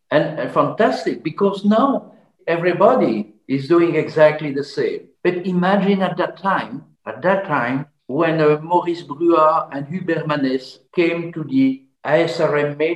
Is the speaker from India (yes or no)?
no; Belgium; I'm from Belgium